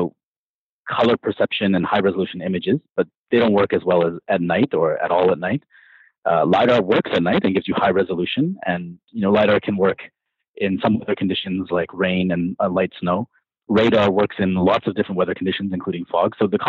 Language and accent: English; Canada; I grew up in Canada where weather conditions are pretty brutal in the winter.